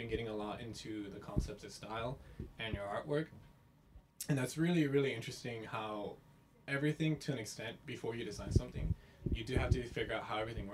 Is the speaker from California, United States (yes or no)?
yes; Compton, California, United States; I'm from Compton